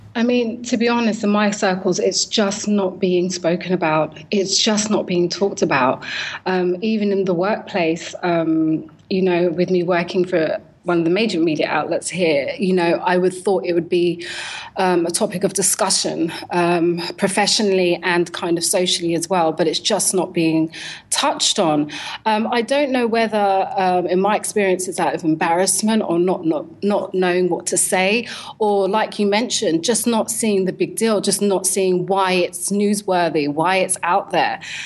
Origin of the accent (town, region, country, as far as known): London, United Kingdom; born or raised there